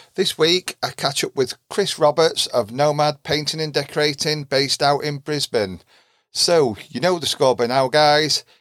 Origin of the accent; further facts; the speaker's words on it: Derbyshire, East Midlands, United Kingdom; Derbyshire, you know, where we were from, little small, I middle of nowhere country village